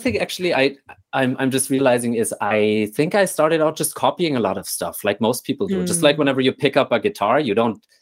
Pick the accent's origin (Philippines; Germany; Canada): Germany; Nuremberg, Bavaria; moved away; I was born and raised in Nuremberg, Germany, which is this beautiful medieval city down south in the state of Bavaria